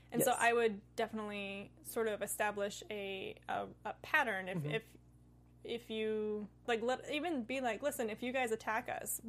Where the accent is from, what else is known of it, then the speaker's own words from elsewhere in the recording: Oregon, United States; So I'm from Oregon.